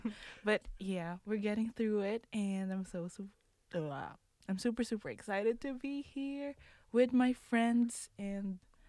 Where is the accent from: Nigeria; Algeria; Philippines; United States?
Philippines; now in France; Hi, I'm …. I'm from the Philippines.